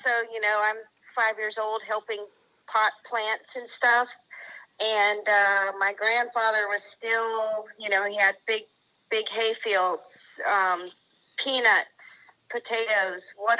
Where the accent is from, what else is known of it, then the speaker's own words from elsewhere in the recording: Waycross, Georgia, United States; also born or lived in Aurora, Colorado; Well, I'm from Georgia. I grew up, I was born in Aurora, Colorado.